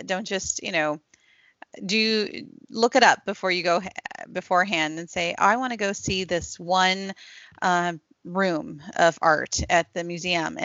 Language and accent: English; DC, District of Columbia, United States; I grew up near the Smithsonian's in DC